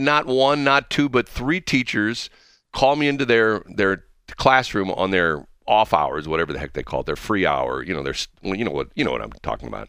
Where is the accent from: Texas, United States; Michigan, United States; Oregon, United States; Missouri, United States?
Missouri, United States; North County; on my street growing up in North County